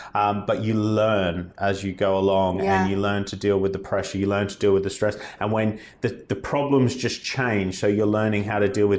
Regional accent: Australia; accent: Australian; moved away as an adult; now in United Kingdom; I am from Australia, as you can tell by my voice and many of my employees that work here. I came over here as a backpacker in 2012.

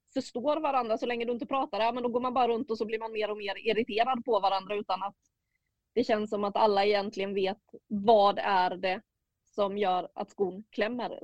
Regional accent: Småland, Sweden; moved away; Jag är ju från södra Sverige men inte Skåne då va? Nej, Småland.

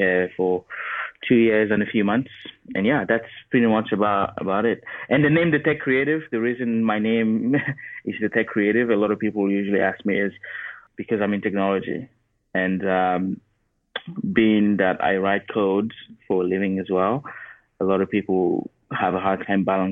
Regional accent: Cameroon; moved away as an adult; also born or lived in Arkansas, United States; now in United States; I'm from Cameroon. And so I obviously born and raised in Cameroon. When I was about 18, I moved to the U.S. to go to uni

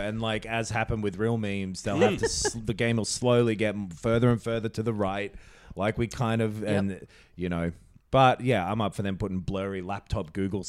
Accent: England, United Kingdom; Well, I'm English

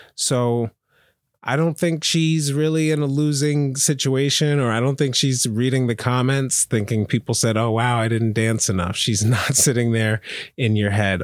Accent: Pennsylvania, United States; I'm from Pennsylvania

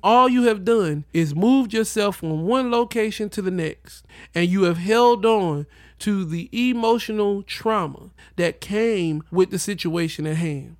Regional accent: the South, United States; I was raised in the South

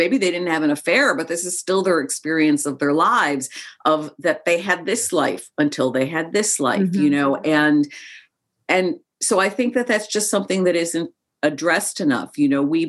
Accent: Chicago, Illinois, United States; also born or lived in Joshua Tree, California; I grew up in Chicago. I've lived away from Chicago for about a decade of my life at various different times, but I grew up in Chicago as well

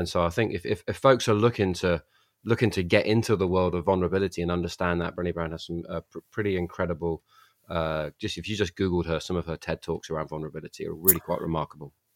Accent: England, United Kingdom; I grew up touching stones that were put there ten thousand years ago and um, you know, uh, so uh, and that was a formative part of being a young kid growing up in England

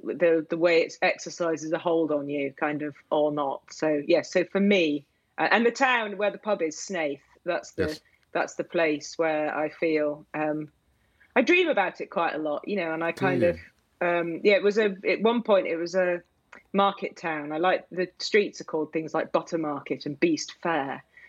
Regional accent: Yorkshire and the Humber, United Kingdom; moved away as an adult; also born or lived in Cornwall; I grew up in Yorkshire, and I do feel it's the place that has, left its indelible mark on me, even though I've got no family connection to it.

